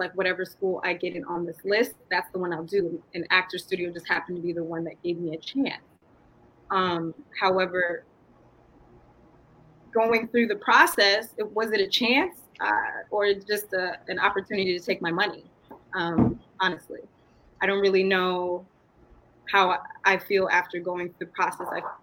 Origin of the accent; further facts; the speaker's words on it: Atlanta, Georgia, United States; moved away as an adult; now in New York, United States; So I come from Atlanta and went to all black schools, most of my grade school. I hopped from New York to here, but I was mainly rooted there.